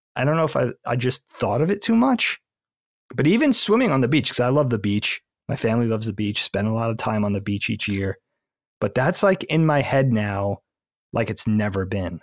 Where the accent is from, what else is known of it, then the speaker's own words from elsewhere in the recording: Bellport, New York, United States; we grew up on Bellport, South Shore, middle of Long Island